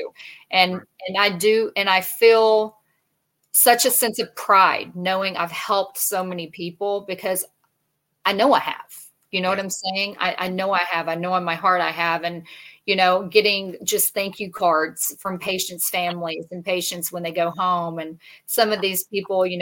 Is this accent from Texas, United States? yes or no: yes; Texas, United States; I'm from Texas